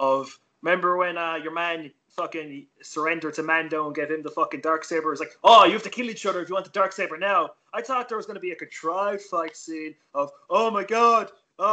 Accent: Ireland; we're really polite in Ireland. Like, we say sorry every few fucking seconds

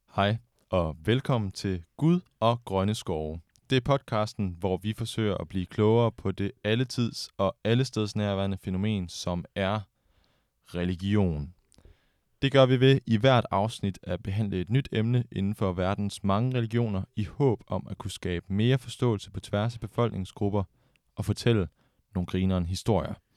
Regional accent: Denmark; den kristne tradition, vi er vant til her hjemme i Danmark

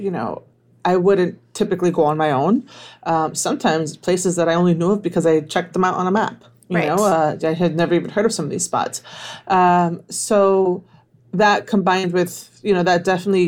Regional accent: Miami, Florida, United States; I am from Miami, born and raised

